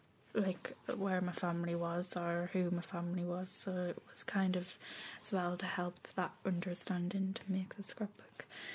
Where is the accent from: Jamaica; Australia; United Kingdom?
United Kingdom; Carlisle, North West England; also born or lived in Dublin; I live in Carlisle in England, but I'm from Dublin. But I've been there since I was 3 now, so...